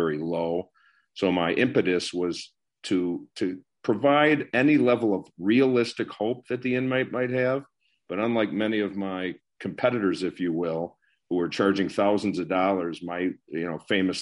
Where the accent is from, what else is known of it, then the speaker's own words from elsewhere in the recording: Skokie, Illinois, United States; I was raised in the Skokie, Morton Grove, the Skokie area, basically. Went to high school in Skokie, Illinois